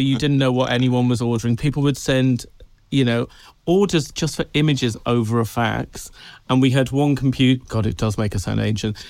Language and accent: English; Tenby, Wales, United Kingdom; moved away; I grew up in Wales, on a tiny little, a tiny little town called Tenby